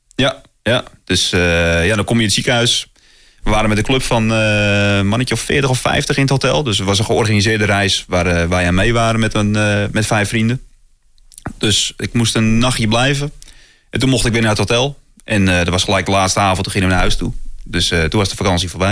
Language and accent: Dutch; North Holland, Netherlands; bij ons in Noord-Holland